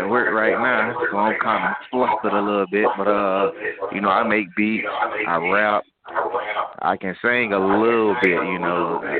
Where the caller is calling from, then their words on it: Jacksonville, Florida, United States; I'm in Florida, Jacksonville, Florida.